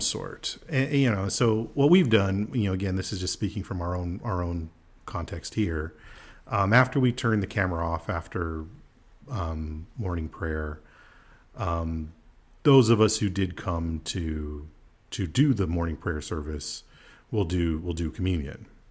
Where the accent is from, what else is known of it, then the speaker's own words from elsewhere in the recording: United States; I'm an American